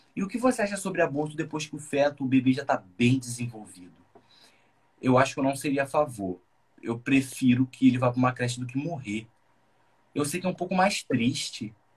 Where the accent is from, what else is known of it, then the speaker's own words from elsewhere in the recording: São Gonçalo, Rio de Janeiro, Brazil; Sou de São Gonçalo